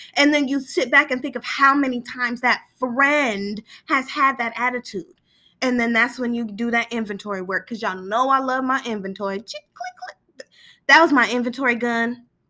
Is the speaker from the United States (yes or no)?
yes; Sacramento, California, United States; now in Southern California, United States; I'm from East Sacramento